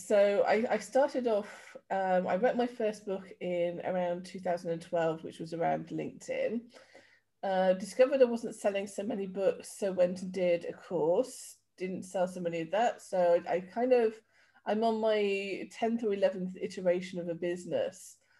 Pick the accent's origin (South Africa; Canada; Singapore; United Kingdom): United Kingdom; Yorkshire and the Humber; moved away; also born or lived in Devon / London / Somerset / Wiltshire; So I started off in Yorkshire, moved down to Devon, lived in around London for a little bit, back down to Somerset in Wiltshire, and then moved over here about 10 years ago.